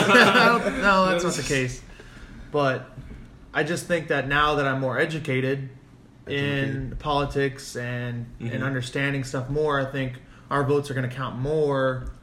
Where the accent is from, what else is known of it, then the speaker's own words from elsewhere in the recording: Las Vegas, Nevada, United States; because that's my hometown.